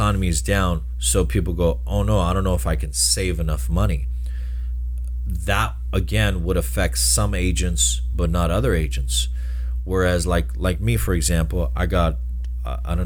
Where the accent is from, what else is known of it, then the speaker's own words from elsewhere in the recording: Pomona, California, United States; I grew up in Pomona